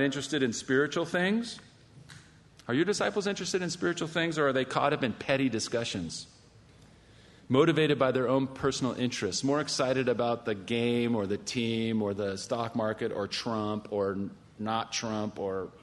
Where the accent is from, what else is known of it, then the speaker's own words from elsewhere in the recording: California, United States; I'm from California.